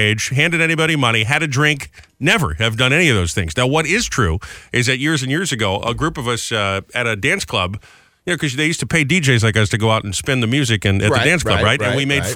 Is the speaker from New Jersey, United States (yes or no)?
yes; Seaside Heights, New Jersey, United States; I grew up in Seaside